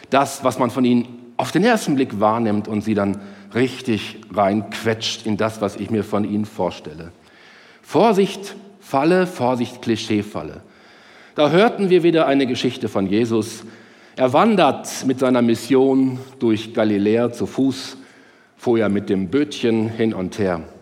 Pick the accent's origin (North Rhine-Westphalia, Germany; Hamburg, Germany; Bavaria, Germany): North Rhine-Westphalia, Germany; Herne; heute heißt der Rudi Zerne aus Herne, meiner Heimatstadt, der die Sendung moderiert.